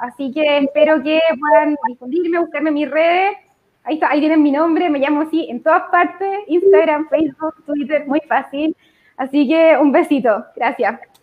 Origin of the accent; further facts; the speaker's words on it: Copiapó, Atacama, Chile; also born or lived in Antofagasta; now in Santiago, Chile; yo soy de Copiapó, ya lo dije, originariamente, en verdad nací en Antofagasta, me fui súper chica a ir a Copiapó porque era la, la familia de mi mamá de allá